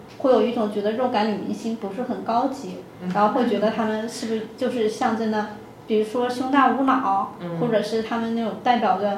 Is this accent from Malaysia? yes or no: no; South China, China; 因为我是南方人啊，所以我普通话不是很标准。